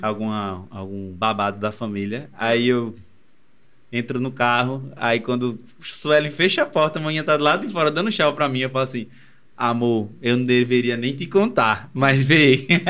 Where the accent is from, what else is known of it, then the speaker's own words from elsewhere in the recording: Recife, Pernambuco, Brazil; Desde quando eu saí do Ibura, que eu vim pra cá